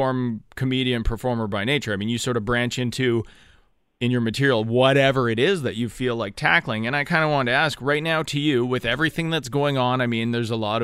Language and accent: English; Canada